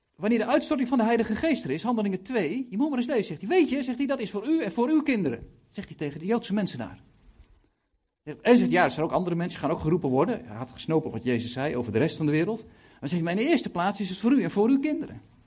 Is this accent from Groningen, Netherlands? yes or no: no; Lelystad, Flevoland, Netherlands; Ik kom uit Lelystad, 70.000 inwoners gaan de 4000 naar de kerk.